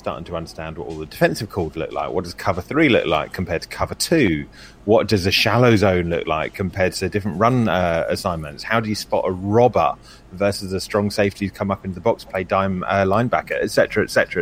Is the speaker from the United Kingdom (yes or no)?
yes; England, United Kingdom; I'm obviously English